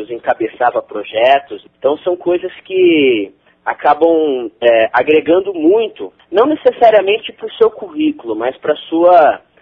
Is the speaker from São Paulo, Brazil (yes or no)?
yes; Jaboticabal, São Paulo, Brazil; tenho 22 anos, né? Sou natural do interior de São Paulo, uma cidade chamada Jabuticabal, perto de Ribeirão